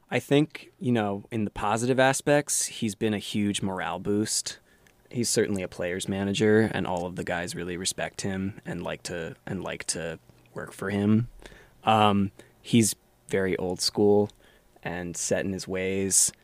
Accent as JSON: {"language": "English", "town": "Silver Spring", "region": "Maryland", "country": "United States", "said": "I am from outside D C in Silver Spring, Maryland"}